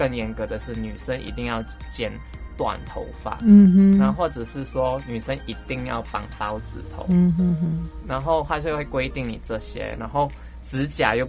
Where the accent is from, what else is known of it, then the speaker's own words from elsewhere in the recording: Malaysia; now in Taiwan; 对，现在我跟一个台湾的不认识的人去说话，他会以为说，他就以为我是台湾人这样。哦，我就说我是马来西亚。